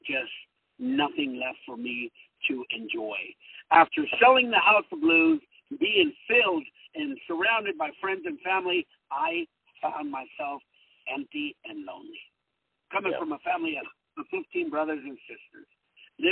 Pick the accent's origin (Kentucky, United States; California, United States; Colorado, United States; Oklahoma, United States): California, United States; Santa Ana; English is a second language; also born or lived in Guadalajara, Mexico; I was raised here in Orange County, California, in the city of Santa Ana on Mini Street